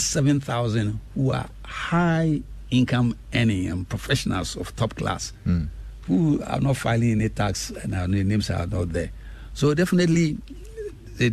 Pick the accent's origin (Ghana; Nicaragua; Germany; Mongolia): Ghana; Mpraeso, Eastern Region; also born or lived in Larteh / Koforidua; I was born in Impraiso. And my father was then teaching at Impraiso Secondary School, which was in Pass, Kwau